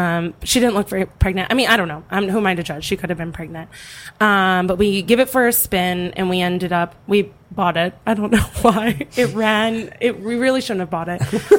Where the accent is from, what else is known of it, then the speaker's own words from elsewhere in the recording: Philadelphia, Pennsylvania, United States; moved away as an adult; also born or lived in New York; now in Los Angeles, United States; I'm from Philadelphia.